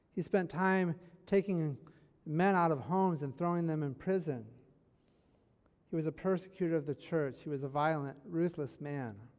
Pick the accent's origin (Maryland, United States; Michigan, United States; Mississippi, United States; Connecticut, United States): Michigan, United States; I'm from Michigan, born and raised in Michigan